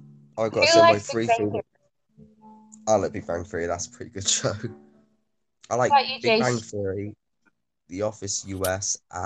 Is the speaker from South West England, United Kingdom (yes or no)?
yes; Bristol, South West England, United Kingdom; I'm from Bristol.